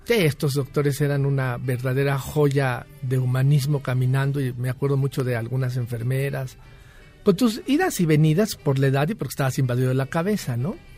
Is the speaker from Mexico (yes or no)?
yes; Mexico; como buenos mexicanos